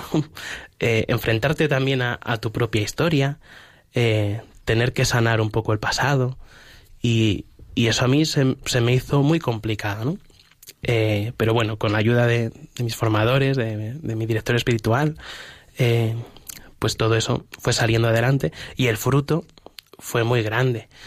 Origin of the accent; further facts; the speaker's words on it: Humanes de Madrid, Community of Madrid, Spain; yo siempre he sido un chaval de, parroquia, yo soy de, Humanes de Madrid y, en mi parroquia